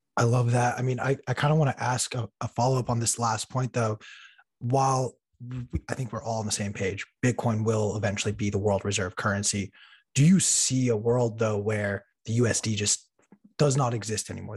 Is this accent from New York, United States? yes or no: no; Los Angeles, California, United States; I was in Los Angeles, in my hometown